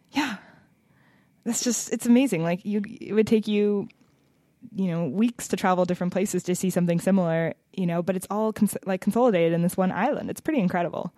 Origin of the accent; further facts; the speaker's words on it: Seattle, Washington, United States; now in California, United States; I'm from Seattle